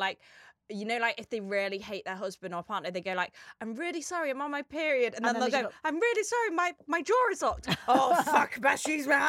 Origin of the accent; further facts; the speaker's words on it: Wirral, North West England, United Kingdom; I'm from the Wirral. It's a nice part of Liverpool.